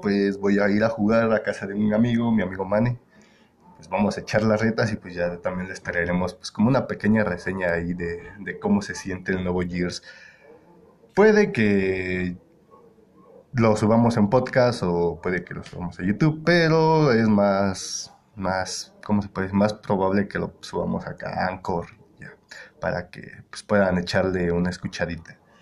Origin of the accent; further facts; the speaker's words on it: Querétaro, Mexico; todos mis compañeros con los que con los que estamos aquí somos de Querétaro